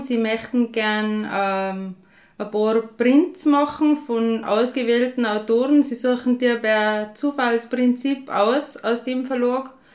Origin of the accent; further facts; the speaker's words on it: Waidring, Tyrol, Austria; moved away as an adult; now in St. Jakob in Haus, Austria; ich bin ursprünglich von Wadring. Da bin ich bei einem Bauernhof aufgewachsen